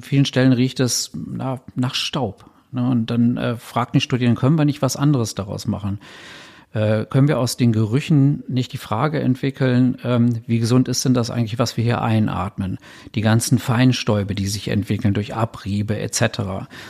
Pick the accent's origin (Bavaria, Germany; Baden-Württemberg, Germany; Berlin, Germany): Berlin, Germany; Als, als Berliner